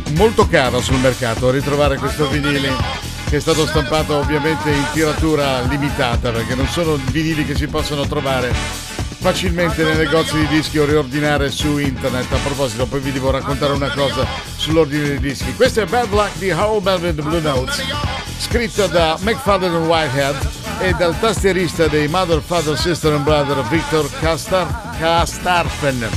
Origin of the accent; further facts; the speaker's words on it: Liguria, Italy; sono ligure. L'unica sfiga che ci può capitare in Liguria d'estate è avere il tempo brutto